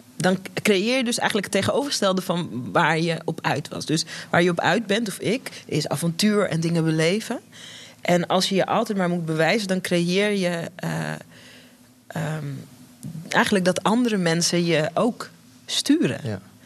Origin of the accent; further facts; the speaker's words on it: Netherlands; wij zijn hier geboren in Nederland, mijn broertje en ik